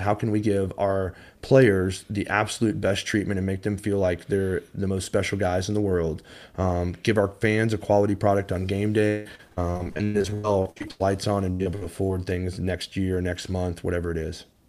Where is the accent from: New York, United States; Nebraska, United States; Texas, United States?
Texas, United States; Highland Village; I grew up in Highland Village, Texas, so just a stone's throw from Frisco